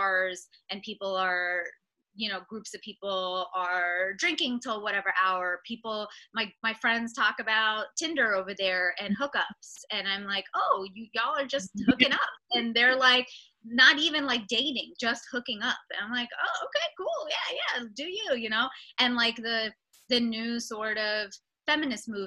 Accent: Mississauga, Ontario, Canada; I'm from Mississauga

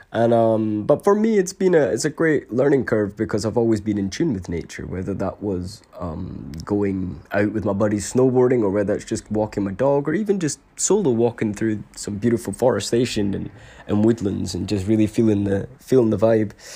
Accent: Scotland, United Kingdom; I was born in Scotland

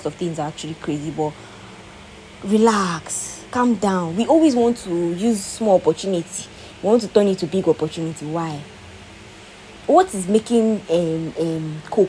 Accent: Nigeria; we have suffered in Nigeria

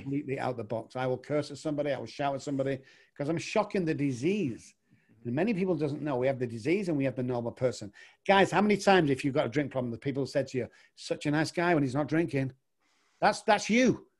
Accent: England, United Kingdom; moved away; also born or lived in Manchester, United Kingdom; I'm actually from England

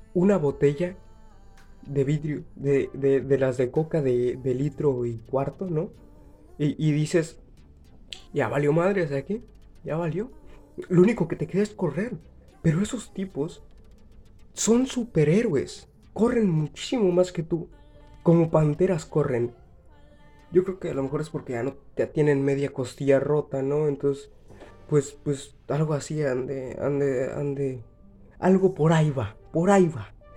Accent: Mexico; yo soy de México

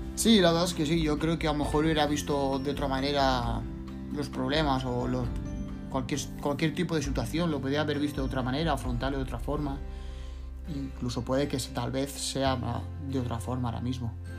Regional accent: Cuenca, Castilla-La Mancha, Spain; also born or lived in Andalusia; now in Valencia, Spain; soy de origen andaluz, pero me he criado en Cuenca, pero ahora vivo en Valencia

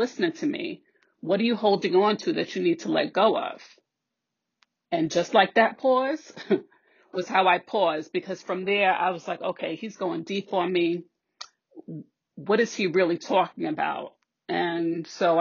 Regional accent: New York City, New York, United States; now in Westchester County, United States; I'm originally from the Bronx, currently living in Westchester

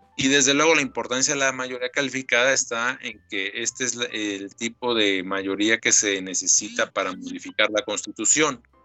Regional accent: Mexico; yo soy un ciudadano mexicano

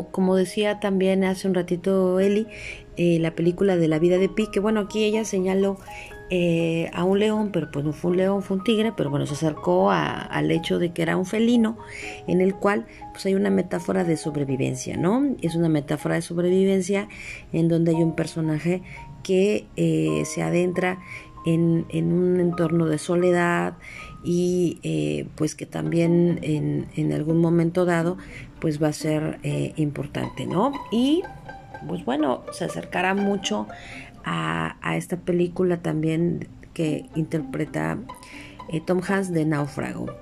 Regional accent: Mexico

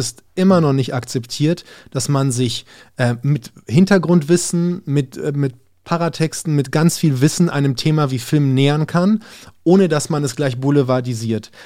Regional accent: Berlin, Germany; ich bin jetzt in Berlin aufgewachsen und hier alles Mögliche erlebt

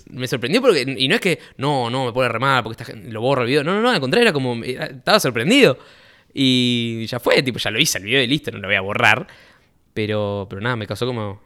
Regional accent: Rosario, Santa Fe, Argentina; He nacido, eh, fui nacido y criado en Rosario, born and raised

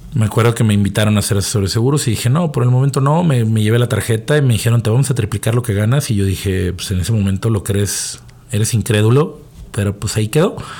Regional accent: Mexico; porque todos somos mexicanos

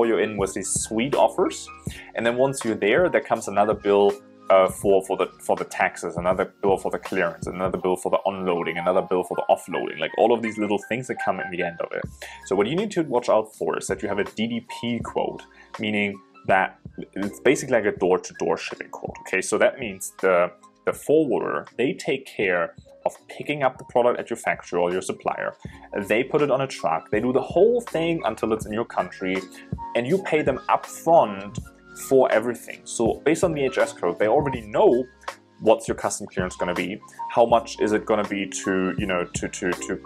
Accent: Germany; moved away as an adult; now in China; I'm originally from Germany, but I'm in China now for 7 years

